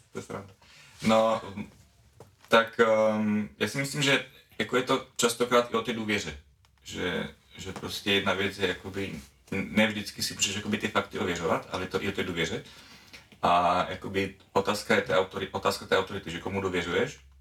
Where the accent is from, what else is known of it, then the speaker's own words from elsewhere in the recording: Czechia; now in Slovakia; jsem teda z České republiky, ale žiju na Slovensku